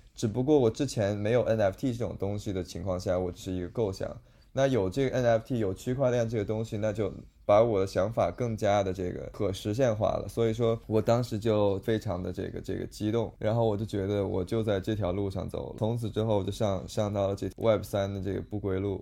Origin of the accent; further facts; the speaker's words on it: Toronto, Ontario, Canada; moved away as an adult; now in Los Angeles, United States; 我是在多伦多长大的